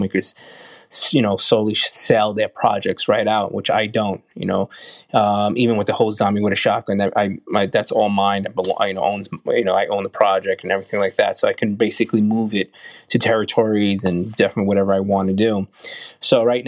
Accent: New York, United States; being a New Yorker

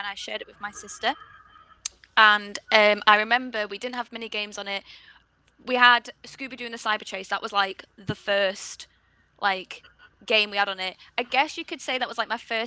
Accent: Blackpool, North West England, United Kingdom; I had the luck of growing up in Blackpool where there's loads of arcades.

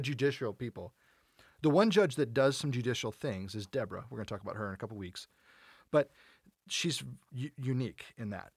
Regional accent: United States; we're American

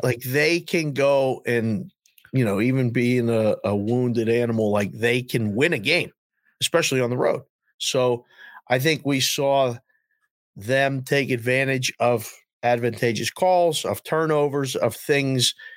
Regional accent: Pittsburgh, Pennsylvania, United States; moved away; I'm from Pittsburgh

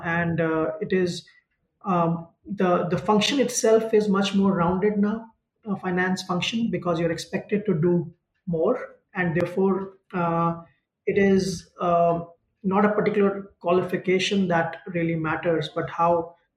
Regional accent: Ludhiana, Punjab, India; moved away as an adult; also born or lived in United States; I come from Ludhiana, and most of my CA friends and colleagues were back in Ludhiana.

